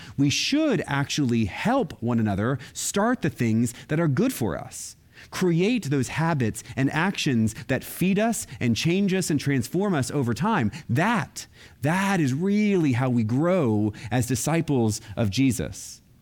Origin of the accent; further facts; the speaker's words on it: Florida, United States; I grew up in Florida, and I was Roman Catholic.